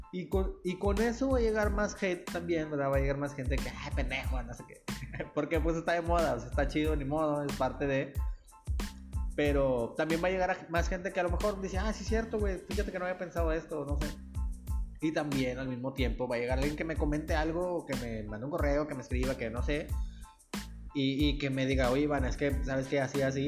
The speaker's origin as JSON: {"language": "Spanish", "town": "Nuevo Laredo", "region": "Tamaulipas", "country": "Mexico", "said": "yo soy de Nuevo Laredo"}